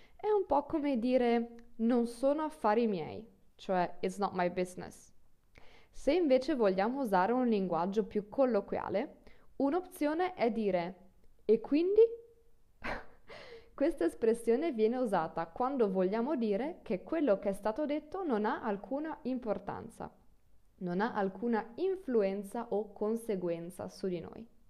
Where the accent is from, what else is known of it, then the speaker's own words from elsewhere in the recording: Friuli-Venezia Giulia, Italy; Io vengo dal nord del Friuli